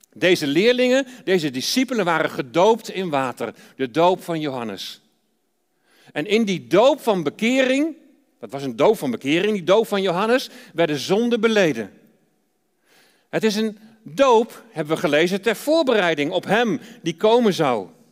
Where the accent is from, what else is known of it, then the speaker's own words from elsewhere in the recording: Deventer, Overijssel, Netherlands; moved away; Wij komen oorspronkelijk uit Deventer